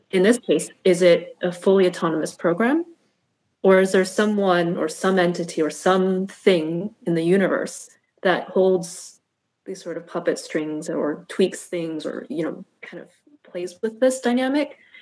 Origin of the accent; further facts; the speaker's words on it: United States; having been born and raised as an American